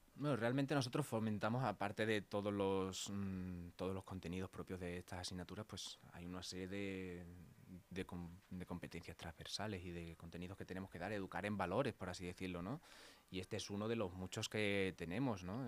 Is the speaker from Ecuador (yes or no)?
no; Mérida, Extremadura, Spain; moved away as an adult; now in Leganés, Spain; yo soy de Mérida, de Extremadura